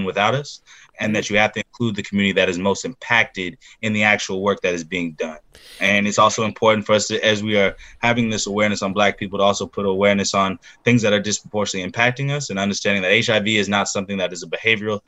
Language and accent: English; Georgia, United States; My people come from the state of Alabama. I was born and raised in Georgia